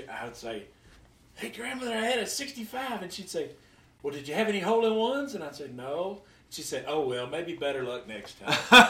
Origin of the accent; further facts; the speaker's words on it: Chattanooga, Tennessee, United States; I'm from Chattanooga.